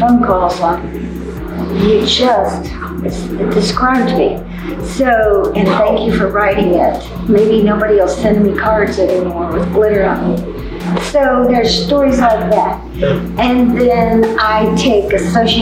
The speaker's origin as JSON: {"language": "English", "area": "Hood County", "region": "Texas", "country": "United States", "tie": "born or raised there", "said": "My hometown paper, which is the Hood County News and another county. We're about 80 miles from Dallas"}